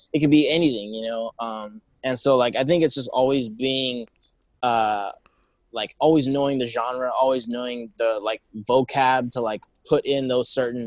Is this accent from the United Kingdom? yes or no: no; Downey, California, United States; now in Baldwin Park, United States; I grew up in Downey.